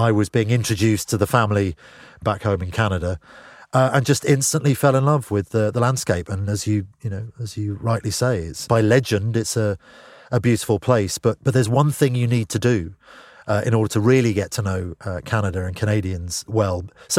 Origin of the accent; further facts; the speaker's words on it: London, United Kingdom; which growing up in Northwest London was, you know, something you'd seen in movies